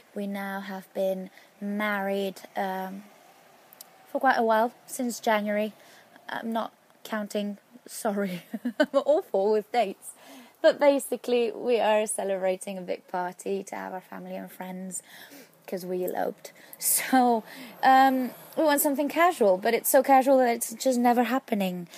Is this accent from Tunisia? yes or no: no; Spain; your, uh, Spanish follower